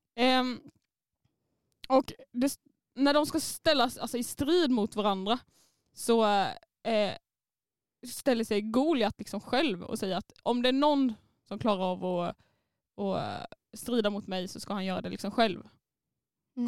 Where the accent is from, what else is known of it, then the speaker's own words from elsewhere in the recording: Småland, Sweden; accent: Småländska; jag är stolt över min småländska